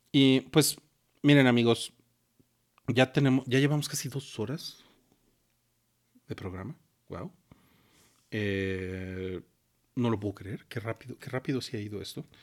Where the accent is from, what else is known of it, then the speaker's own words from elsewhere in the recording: Mexico; Y para nosotros como mexicanos lo heredamos, lo traemos de sangre.